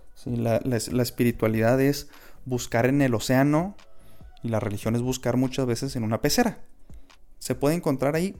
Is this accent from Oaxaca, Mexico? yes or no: no; Chihuahua, Mexico; yo soy de Chihuahua, mis abuelos son de Delicias